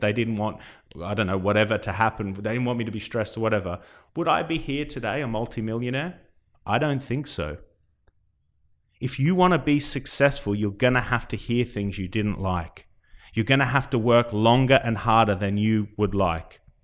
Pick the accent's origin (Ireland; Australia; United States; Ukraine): Australia; now in United Kingdom; coming from Australia